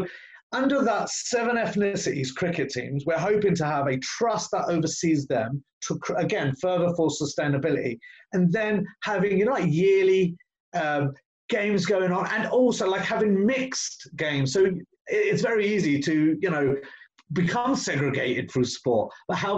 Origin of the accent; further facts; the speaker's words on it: Luton, East of England, United Kingdom; I was born and raised in Luton